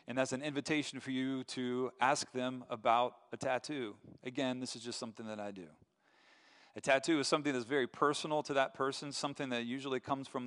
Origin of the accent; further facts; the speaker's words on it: Asheville, North Carolina, United States; moved away as an adult; now in Grand Rapids, United States; I'm from Asheville